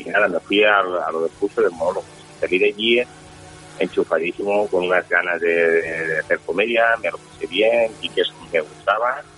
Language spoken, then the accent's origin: Spanish; Valencian Community, Spain; first language Valencian; Spanish is a second language